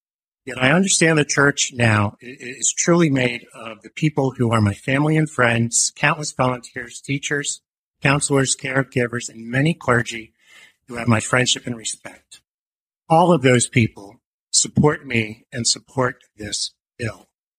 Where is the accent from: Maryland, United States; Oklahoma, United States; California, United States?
Maryland, United States; Salisbury; now in Forest Hill, United States; I was born in Salisbury, Maryland in 1970. I grew up attending church, actively participating and receiving my childhood sacraments at St. Francis de Sales Parish in Salisbury.